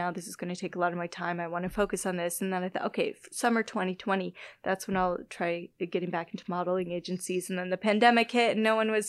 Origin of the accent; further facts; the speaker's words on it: Illinois-Wisconsin border, United States; accent: Minnesota-type; My hometown accent. I, uh, I grew up right in the Illinois Wisconsin border, and we did we had less of a Chicago accent, more of a more of a Minnesota type accent.